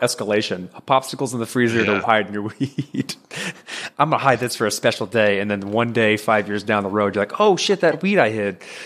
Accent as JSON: {"language": "English", "region": "Texas", "country": "United States", "moved": "as an adult", "lives_now": "Maryland, United States", "said": "I live in Maryland. I'm close to Fort Meade, up a little above DC. I used to, we're all from Texas, but I moved up here for a job"}